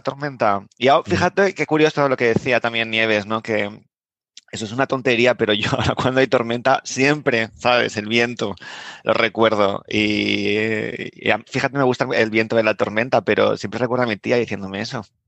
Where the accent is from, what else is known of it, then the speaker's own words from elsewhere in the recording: Madrid, Community of Madrid, Spain; moved away; yo soy de, Aluche, con esos edificios de ladrillo rojo que tenemos en Madrid